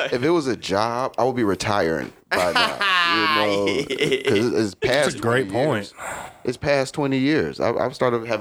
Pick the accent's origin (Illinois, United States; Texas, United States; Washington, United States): Illinois, United States; Chicago; moved away; even my hometown, Chicago.